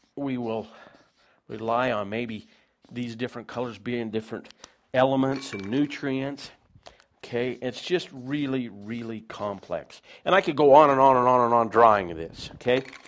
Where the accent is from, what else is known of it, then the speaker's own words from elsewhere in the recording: United States; I'm an American